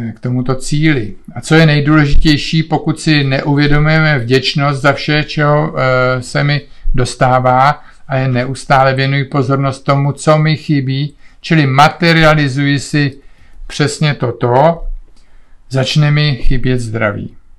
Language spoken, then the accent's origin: Czech; Czechia; moved away as an adult; also born or lived in Olomouc / Canada; jsme Češi